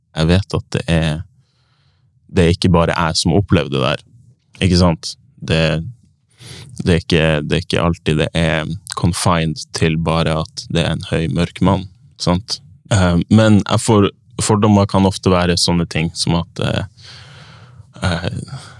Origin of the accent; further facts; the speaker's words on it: Tromsø, Troms, Norway; now in Oslo, Norway; jeg har vokst opp i Tromsø